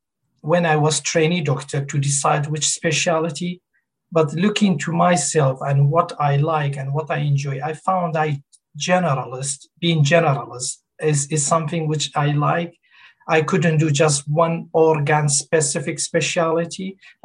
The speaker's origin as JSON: {"language": "English", "region": "Kurdistan Region", "country": "Iraq", "second_language": "English", "moved": "as an adult", "lives_now": "Ipswich, United Kingdom", "said": "And I moved to UK from Kurdistan, north of Iraq, 2002. I've been living in UK for the last 19 years. And I studied medicine in north of Iraq, but all my clinical work and practice been in UK."}